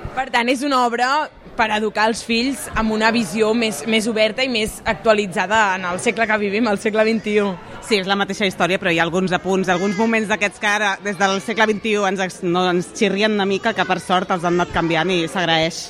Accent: Barcelona, Catalonia, Spain; som de Barcelona

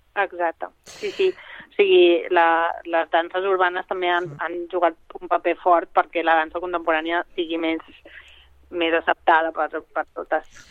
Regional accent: Mallorca, Balearic Islands, Spain; moved away as an adult; La Laura i jo som les dues de Mallorca

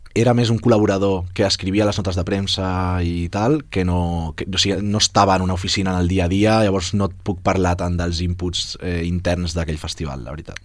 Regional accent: Barcelona, Catalonia, Spain; jo sóc de les Corts

